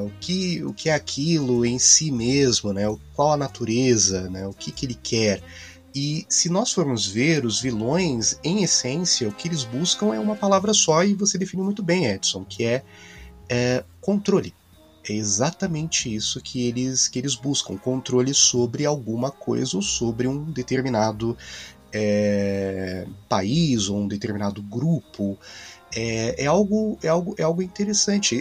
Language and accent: Portuguese; Brazil; Como brasileiro